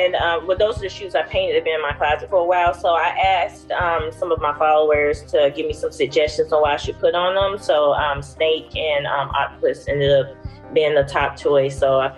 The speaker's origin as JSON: {"language": "English", "town": "Greenville", "region": "South Carolina", "country": "United States", "moved": "yes", "lives_now": "Alabama, United States", "said": "I'm originally from Greenville, South Carolina, and currently I live in Alabama."}